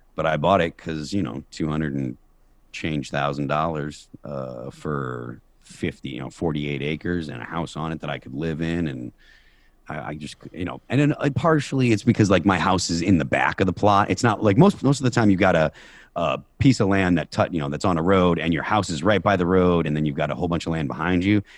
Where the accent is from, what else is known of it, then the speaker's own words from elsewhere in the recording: Chicopee, Massachusetts, United States; moved away as an adult; now in New Hampshire, United States; Chicopee, the town that I, I grew up